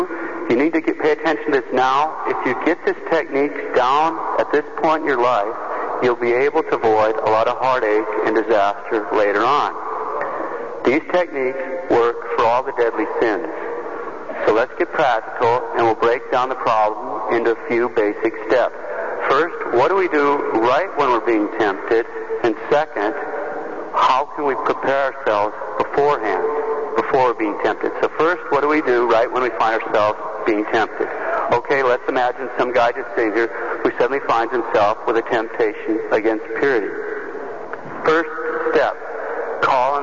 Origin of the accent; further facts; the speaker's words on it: Montana, United States; I'm from Montana